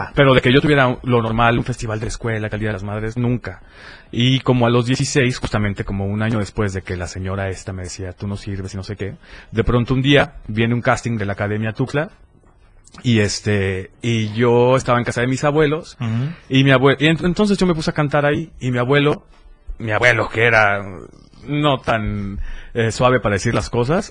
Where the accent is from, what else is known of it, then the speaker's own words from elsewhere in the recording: Tuxtla Gutiérrez, Chiapas, Mexico; also born or lived in Berriozábal; soy de acá, soy de Tuxtla